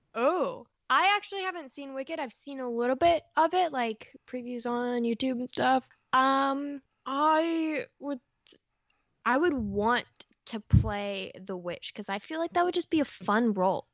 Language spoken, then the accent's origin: English; Florida, United States; I grew up in Florida as well